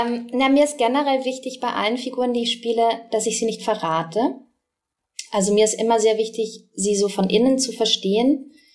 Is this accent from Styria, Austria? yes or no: no; Vienna, Austria; accent: Wienerisch; ich bin ja in Wien aufgewachsen